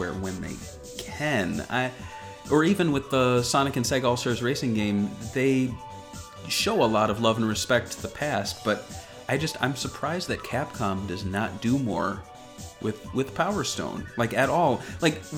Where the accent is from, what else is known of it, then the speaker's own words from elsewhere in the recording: United States; I'm an American